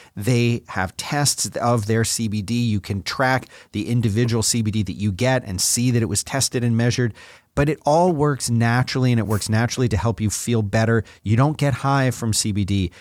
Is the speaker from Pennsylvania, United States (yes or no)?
yes; Philadelphia, Pennsylvania, United States; when I was a boy growing up in Philly